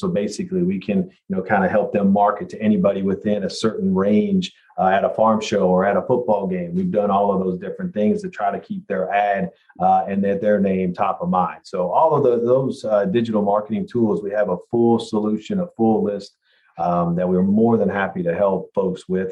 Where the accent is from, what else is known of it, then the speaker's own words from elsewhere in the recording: Kentucky, United States; I grew up in Kentucky here, and I've spent most of my life here